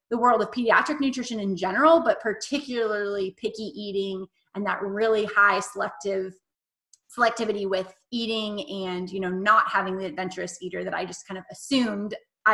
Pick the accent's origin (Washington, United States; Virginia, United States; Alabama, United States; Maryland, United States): Washington, United States; moved away as an adult; also born or lived in Texas; And then I moved down to Texas for my master's in public health, but I'm from Washington State